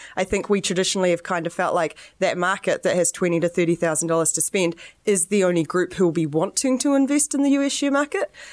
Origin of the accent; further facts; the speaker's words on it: New Zealand; I'm the New Zealander.